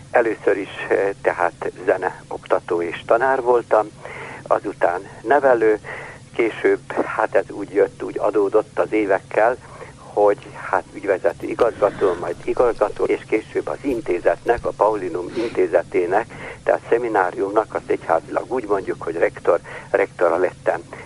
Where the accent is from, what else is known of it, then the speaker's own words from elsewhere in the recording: Kula, Vojvodina, Serbia; now in Subotica, Serbia; Én anyai részről egy kulai